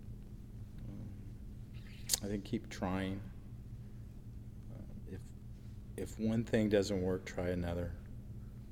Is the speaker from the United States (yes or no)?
yes; Southern California, United States; moved away; I'm originally from Southern California